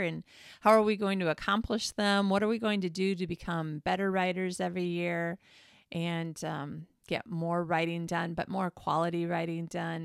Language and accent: English; Traverse City, Michigan, United States; now in Sweden; I'm from Traverse City